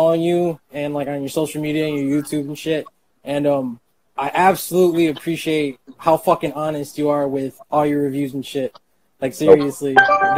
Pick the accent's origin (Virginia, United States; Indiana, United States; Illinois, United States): Illinois, United States; Chicago; I'm from Chicago